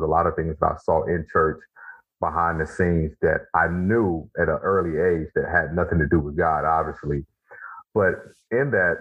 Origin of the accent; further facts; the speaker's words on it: Mississippi, United States; I grew up in Mississippi